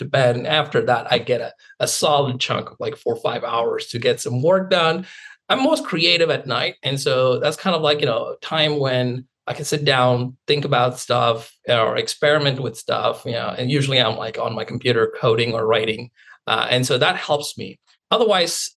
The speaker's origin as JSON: {"language": "English", "country": "India", "tie": "born or raised there", "moved": "as an adult", "lives_now": "Seattle, United States", "said": "I grew up in India."}